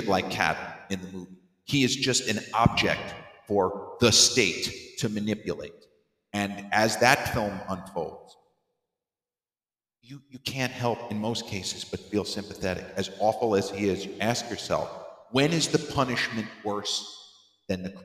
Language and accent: English; Massapequa, New York, United States; the old house where I grew up in Massapequa